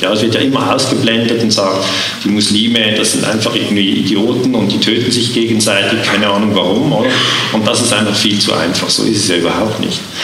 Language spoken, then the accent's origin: German; Switzerland; accent: Swiss; Ich bin Schweizer. Man hört es im Akzent